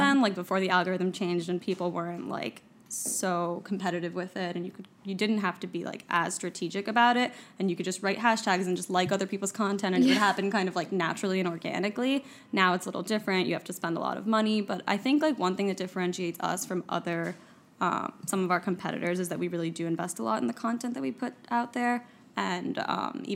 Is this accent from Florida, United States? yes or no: yes; Miami, Florida, United States; also born or lived in New York City; now in Miami, United States; I'm from Miami